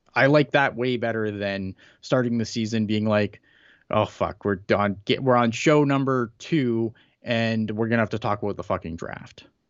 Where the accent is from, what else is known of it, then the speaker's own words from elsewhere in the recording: Canada; as a Canadian, as a someone who lives up here